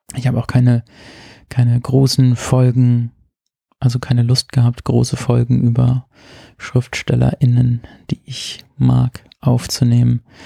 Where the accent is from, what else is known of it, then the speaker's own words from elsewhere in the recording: Rhineland-Palatinate, Germany; moved away; meiner Heimat in der Pfalz